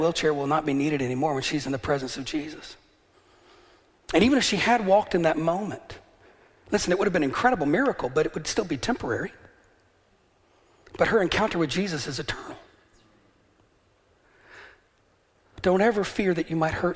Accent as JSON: {"language": "English", "region": "the American South", "country": "United States", "tie": "born or raised there", "also_born_or_lived": "Atlanta, Georgia", "moved": "as an adult", "lives_now": "Northern Ireland, United Kingdom", "said": "I grew up in the South"}